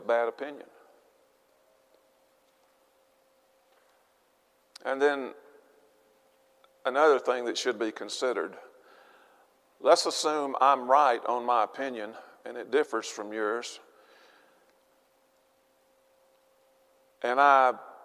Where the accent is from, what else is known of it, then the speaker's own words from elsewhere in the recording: Arkansas, United States; I'm from Arkansas.